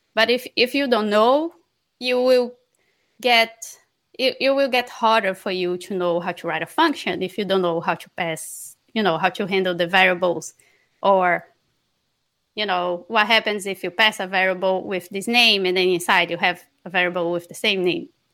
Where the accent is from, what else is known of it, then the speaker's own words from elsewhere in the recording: Barra do Corda, Maranhão, Brazil; moved away; I'm from Maranhão, from a very small city called Barra do Corda